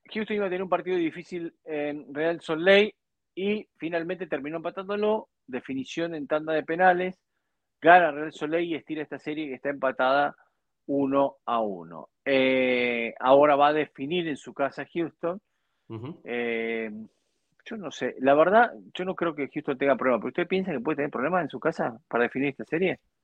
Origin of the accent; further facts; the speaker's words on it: Argentina; Hoy en mi país